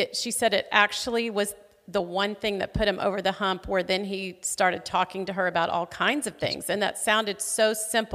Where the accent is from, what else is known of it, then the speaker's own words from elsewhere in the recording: Fort Smith, Arkansas, United States; now in Tulsa, United States; my hometown of Fort Smith, Arkansas